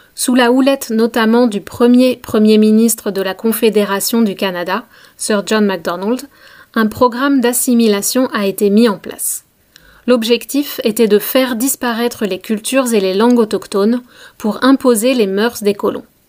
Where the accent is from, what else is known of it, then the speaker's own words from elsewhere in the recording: France; quand on habite dans une petite ville de province, comme là où j'ai grandi